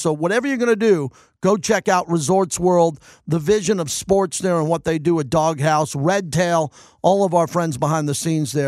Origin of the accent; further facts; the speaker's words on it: New York, United States; moved away; Growing up in New York with my dad, who was a diehard sports fan